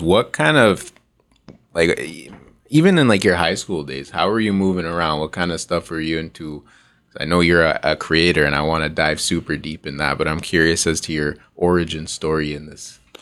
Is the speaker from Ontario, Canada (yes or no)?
yes; Toronto, Ontario, Canada; I'm pretty much born and raised in Toronto